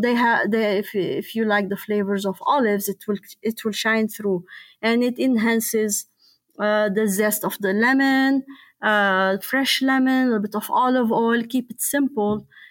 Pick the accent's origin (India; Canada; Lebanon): Lebanon; moved away as an adult; also born or lived in Louisville, Kentucky; now in Copper Harbor, United States; I was born and raised and lived in Lebanon